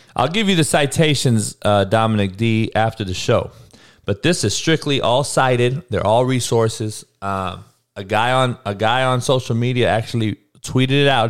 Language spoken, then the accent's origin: English; Compton, California, United States; I grew up in Compton, dog, in the hood, in the worst neighborhood growing up in the country in the 80s